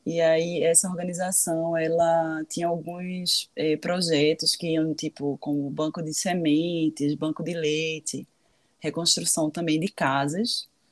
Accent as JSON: {"language": "Portuguese", "country": "Brazil", "also_born_or_lived": "London", "moved": "yes", "said": "eu sou brasileira"}